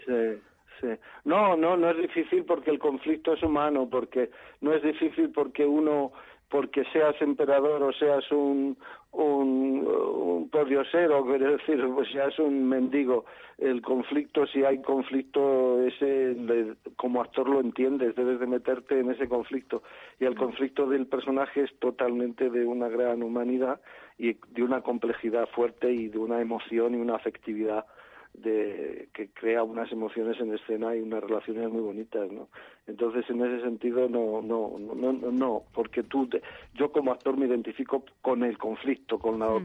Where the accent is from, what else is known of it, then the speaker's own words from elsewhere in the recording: Madrid, Community of Madrid, Spain; Yo no soy extremeño, yo soy de Madrid.